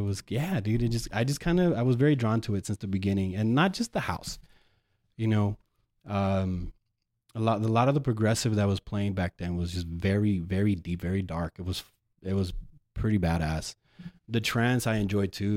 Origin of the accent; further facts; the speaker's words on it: El Paso, Texas, United States; moved away as an adult; also born or lived in Ann Arbor, Michigan; born and raised here in El Paso